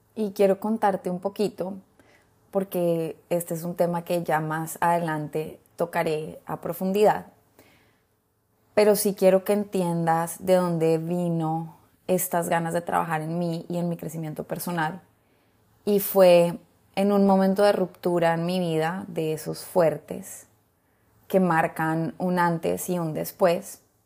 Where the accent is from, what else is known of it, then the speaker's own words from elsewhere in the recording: Colombia; moved away as an adult; now in Honduras; Yo soy colombiana, hace 14 años ya vivo en Honduras